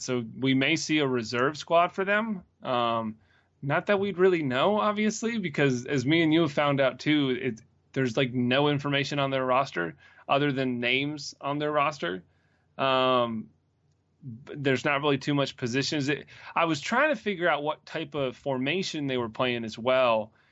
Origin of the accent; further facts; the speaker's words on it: Greenville, United States; moved away; my hometown team